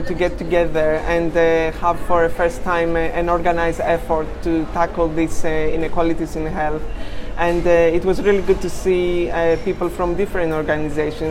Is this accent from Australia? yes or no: no; Greece; English is a second language; moved away as an adult; now in United Kingdom; I'm originally from Greece, and yes, I have been here for about 20 years, but I'm keeping the accent for effect